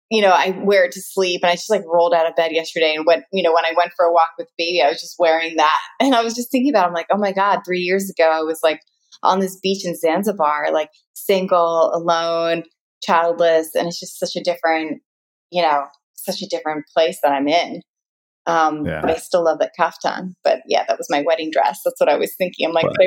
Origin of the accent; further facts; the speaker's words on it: United States; But that's where I realize I'm very American, because I'm like, oh, I love being tanner, the darker, the better.